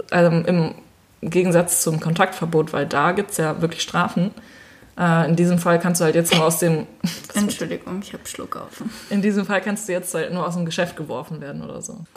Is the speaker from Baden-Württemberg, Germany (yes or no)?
no; Münster, North Rhine-Westphalia, Germany; wir kommen aus Münster.